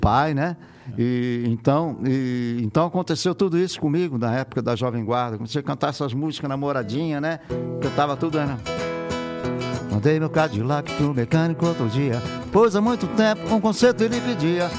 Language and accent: Portuguese; Mogi das Cruzes, São Paulo, Brazil; eu nasci em Mogi das Cruzes, e, que é estado de São Paulo